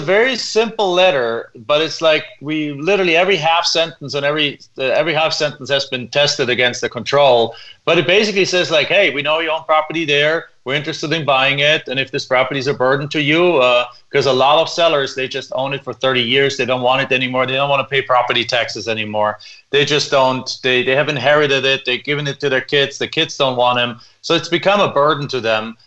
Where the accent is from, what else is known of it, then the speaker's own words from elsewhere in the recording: Germany; English is a second language; moved away as an adult; now in United States; as you can probably tell from my accent, I'm originally not from here. I came to the United States from Germany